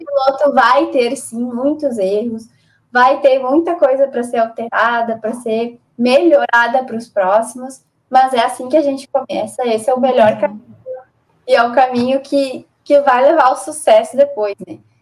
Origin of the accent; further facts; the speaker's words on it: Brazil; a gente é brasileiro